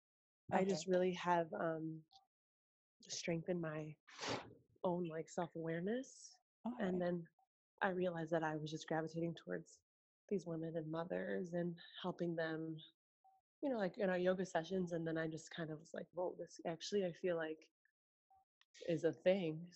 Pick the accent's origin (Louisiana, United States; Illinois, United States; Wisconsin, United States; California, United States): Illinois, United States; Chicago; also born or lived in Russia; now in Arizona, United States; I'm from Chicago